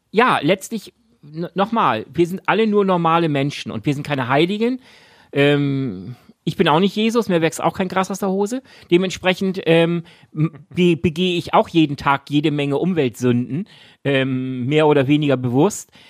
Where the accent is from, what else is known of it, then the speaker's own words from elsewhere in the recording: Shanghai, China; Ach, in Shanghai, in meiner, du hast recht, Shanghai. meiner alten Heimatstadt ah, Shanghai.